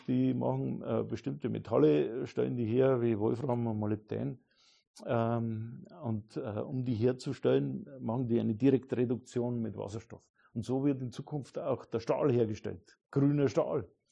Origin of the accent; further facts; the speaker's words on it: Neumarkt in der Oberpfalz, Bavaria, Germany; also born or lived in Regensburg; meine Heimat, da, Neumarkt in der Oberpfalz